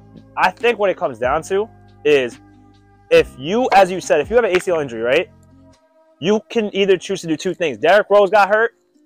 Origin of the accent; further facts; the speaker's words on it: India; I'm Indian. So Gandhi went through his thing.